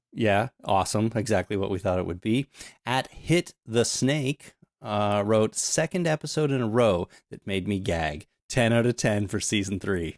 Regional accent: Canada; I'm Canadian

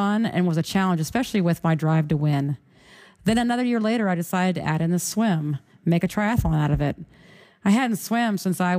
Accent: Houston, Texas, United States; my hometown of Houston, Texas

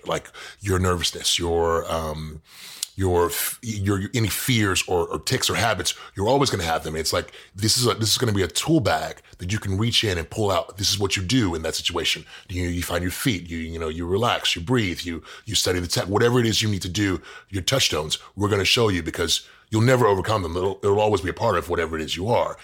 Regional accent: Houston, Texas, United States; moved away as an adult; also born or lived in Dallas, Texas; now in Los Angeles, United States; I grew up in Houston

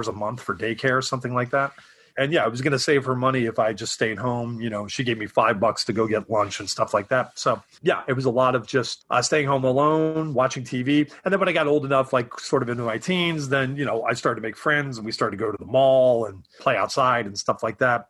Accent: Atlanta, Georgia, United States; moved away as an adult; also born or lived in Syracuse, New York / Savannah, Georgia / New York City; now in Los Angeles, United States; I grew up in Atlanta, Georgia, and then I went to art school in Savannah, Georgia.

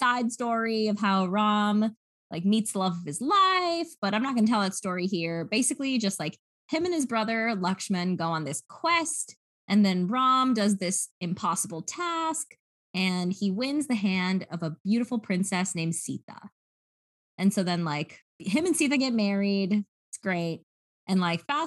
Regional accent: United States; accent: American; my American accent because I speak American English

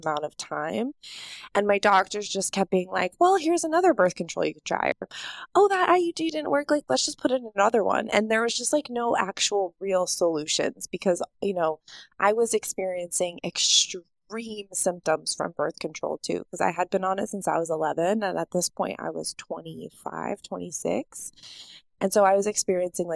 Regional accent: United States; growing up in the United States

